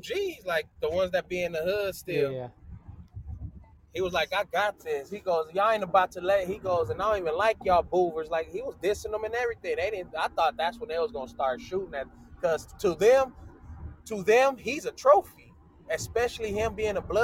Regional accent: Compton, California, United States; I'm not from LA, I'm from Compton

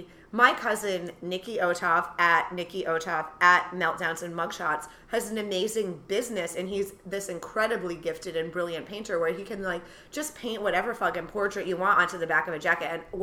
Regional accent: New York, United States; It can be hard as a New Yorker too, putting all your shit in a backpack.

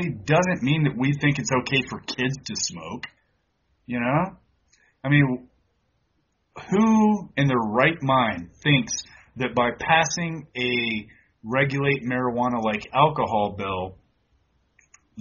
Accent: United States; also born or lived in Hawaii / Texas; I grew up in Hawaii and Texas, and growing up in Texas, all I got was just Mexican swag

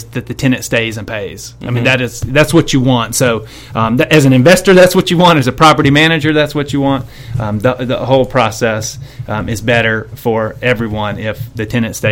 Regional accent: Dallas, Texas, United States; moved away as an adult; also born or lived in Nashville, Tennessee / New York City; now in Memphis, United States; I'm originally from Dallas, Texas, moved to Nashville, Tennessee for college

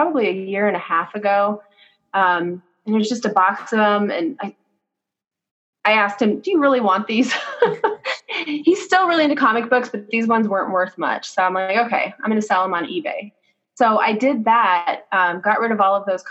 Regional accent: Phoenix, Arizona, United States; I grew up in the West Valley.

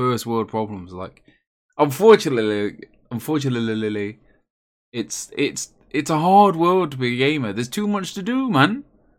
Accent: England, United Kingdom; I am English.

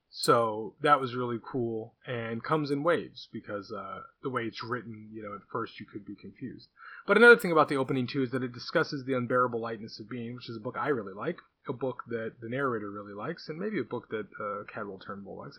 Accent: California, United States; I'm Californian

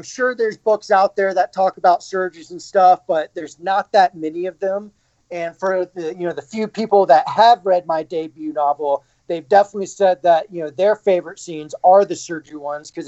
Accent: Birmingham, Alabama, United States; moved away as an adult; also born or lived in Boulder, Colorado; now in Denver, United States; born and raised in Birmingham, Alabama. Lived there pretty much my entire life until I went to college.

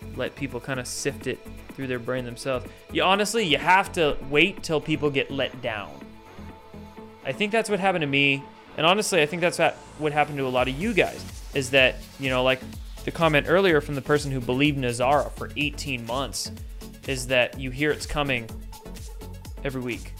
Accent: Washington, United States; I grew up in Washington State, and I had a lot of family in Montana.

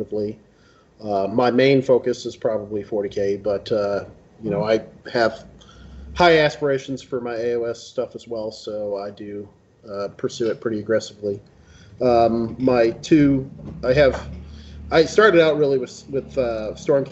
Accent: Memphis, Tennessee, United States; I am from Memphis

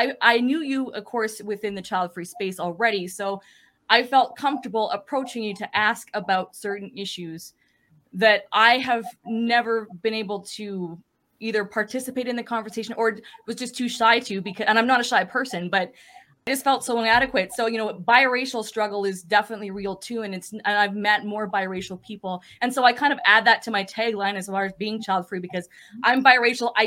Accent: Western Canada, Canada; I'm Canadian.

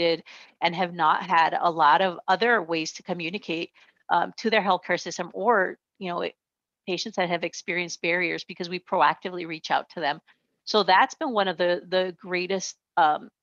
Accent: Nogales, Arizona, United States; now in Tucson, United States; I grew up just a few miles south of here in Nogales, Arizona, right on the border between Mexico and the United States. I grew up on the American side

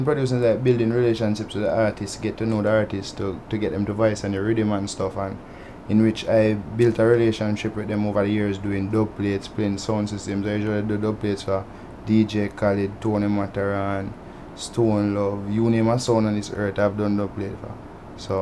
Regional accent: Saint Elizabeth, Jamaica; I was born in St. Elizabeth, raised up in St. Elizabeth

